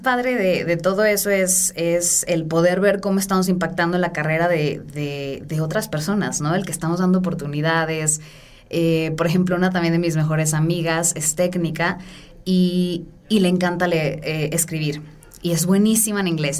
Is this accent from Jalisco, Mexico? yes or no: yes; Guadalajara, Jalisco, Mexico; also born or lived in San Francisco; yo soy de Guadalajara